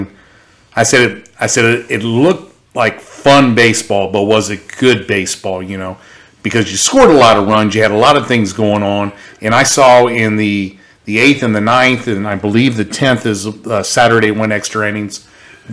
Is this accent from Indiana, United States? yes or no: no; Louisiana, United States; I'm from Louisiana.